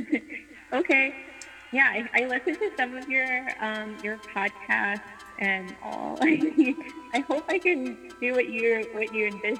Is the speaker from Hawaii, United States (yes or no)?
yes; Honolulu, Hawaii, United States; so I'm from Honolulu, Hawaii.